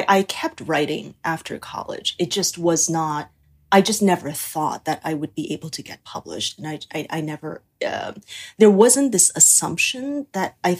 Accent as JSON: {"language": "English", "country": "Taiwan", "tie": "born or raised there", "said": "I was born and raised in Taiwan"}